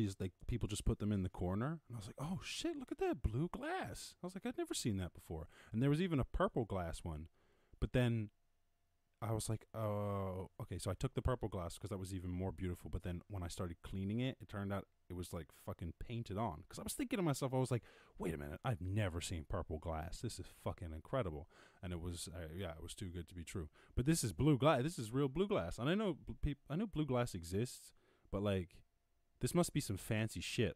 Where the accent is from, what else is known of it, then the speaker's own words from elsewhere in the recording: United States; being American